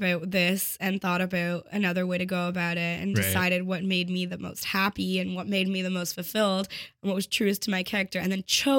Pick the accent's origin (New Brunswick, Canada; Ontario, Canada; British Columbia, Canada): Ontario, Canada; Toronto; I have high standards, Torontonian standards.